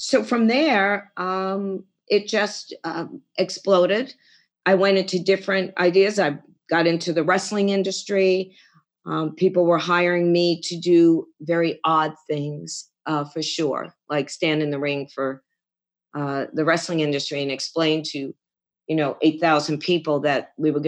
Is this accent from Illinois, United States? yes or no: no; Garden City, New York, United States; moved away as an adult; also born or lived in Queens, New York / Lake Mahopac, New York; now in Phoenix, United States; I was born in Queens, New York, Whitestone, and then moved to Long Island, Garden City. And then from there, I pretty much stayed in Nassau County